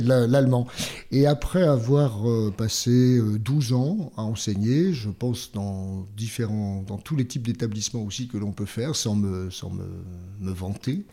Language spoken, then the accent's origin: French; Langres Plateau, Grand Est, France; je, viens du coin le plus froid de France. Euh, du, plateau. Alors, on rivalise avec Mout, ah, du plateau de Langres.